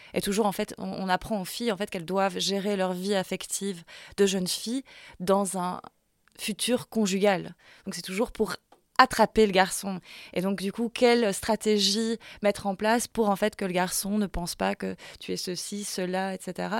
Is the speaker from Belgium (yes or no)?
yes; La Louvière, Wallonia, Belgium; j'ai grandi à la Louvière